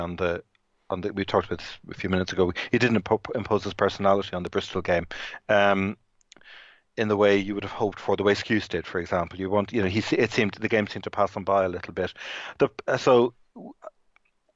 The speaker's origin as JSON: {"language": "English", "area": "South County Dublin", "region": "Leinster", "country": "Ireland", "tie": "born or raised there", "said": "I grew up in South County Dublin"}